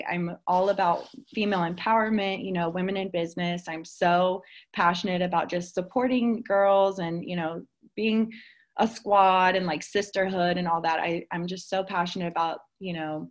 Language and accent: English; Cincinnati, Ohio, United States; also born or lived in Dayton, Ohio; I'm originally from Cincinnati, Ohio.